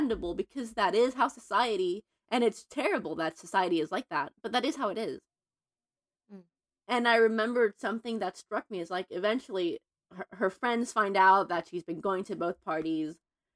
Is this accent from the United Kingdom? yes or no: no; Mexico; moved away as an adult; now in Los Angeles, United States; I'm Mexican American, but I grew up in Mexico until 3 years ago.